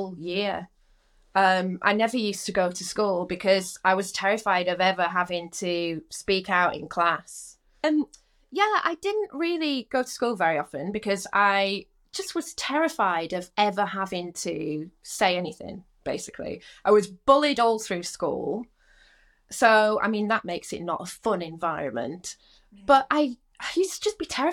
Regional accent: Rotherham, Yorkshire and the Humber, United Kingdom; moved away as an adult; also born or lived in London; I'm from Rotherham

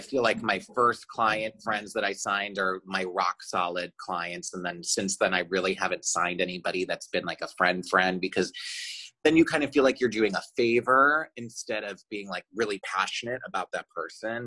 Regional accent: Chicago, Illinois, United States; moved away as an adult; also born or lived in Michigan; now in Los Angeles, United States; I'm from Chicago

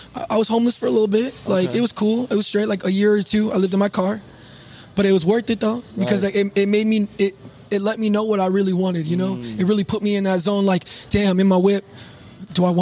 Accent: San Diego, California, United States; moved away as an adult; now in Phoenix, United States; I'm from San Diego

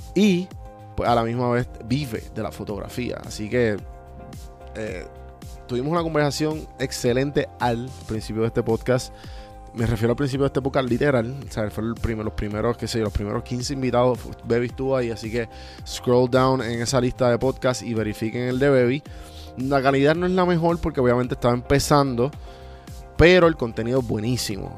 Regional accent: Puerto Rico; nos criamos en Puerto Rico

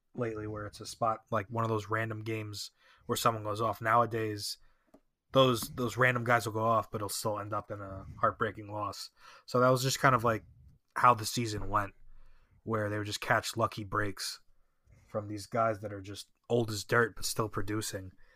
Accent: New Jersey, United States; growing up in Jersey

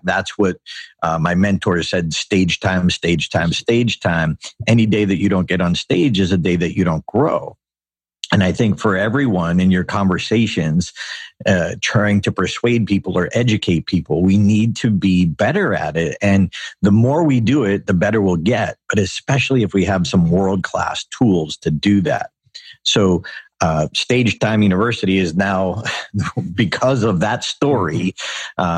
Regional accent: Auburn, Massachusetts, United States; Dr. Robert Goddard, who launched the first liquid fuel rocket in history in my hometown

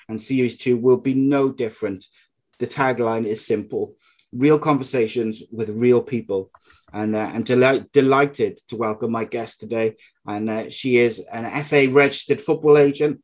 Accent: Cardiff, Wales, United Kingdom; my home city, which is Cardiff

